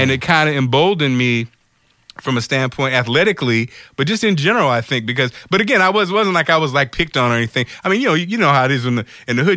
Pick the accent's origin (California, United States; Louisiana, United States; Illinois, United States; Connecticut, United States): Illinois, United States; Springfield; also born or lived in Detroit, Michigan; I'm from Springfield, Illinois. I was born in Detroit.